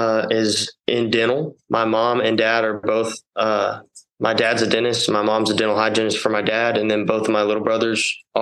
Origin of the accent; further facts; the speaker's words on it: Midland, Texas, United States; Born and raised in Midland, Texas.